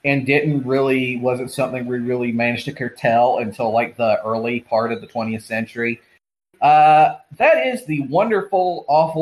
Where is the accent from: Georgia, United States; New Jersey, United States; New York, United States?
Georgia, United States; a pharmacist in my home state of Georgia